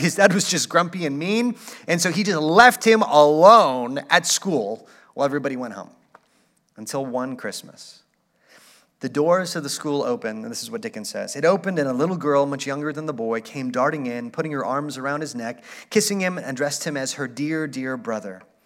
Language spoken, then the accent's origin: English; El Paso, Texas, United States; I grew up in El Paso